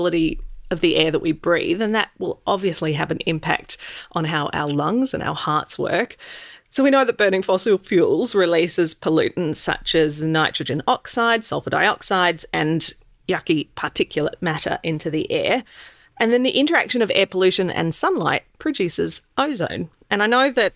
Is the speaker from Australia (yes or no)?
yes; Sydney, New South Wales, Australia; I grew up in Sydney